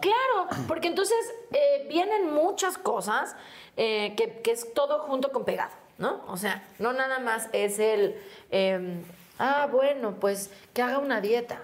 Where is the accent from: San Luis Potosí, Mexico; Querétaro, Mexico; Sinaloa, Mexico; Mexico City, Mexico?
Mexico City, Mexico; Y yo, ah, de aquí, de México. De Xochimilco